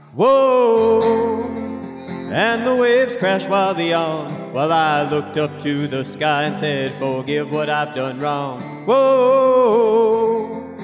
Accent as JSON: {"language": "English", "town": "Juneau", "region": "Alaska", "country": "United States", "tie": "born or raised there", "also_born_or_lived": "Sitka, Alaska", "said": "born and raised in Juneau, fourth generation Alaska, and been in Sitka for eight years"}